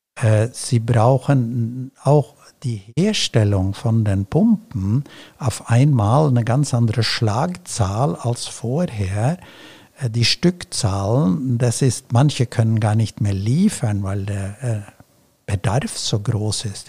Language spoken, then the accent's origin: German; Celle, Lower Saxony, Germany; meiner Heimatstadt Celle